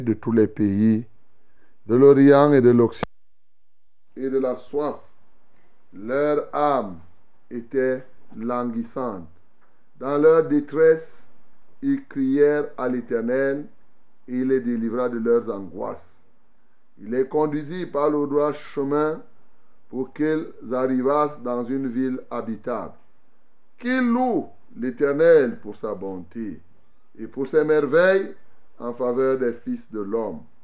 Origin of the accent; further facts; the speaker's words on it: Cameroon; chez nous, au Cameroun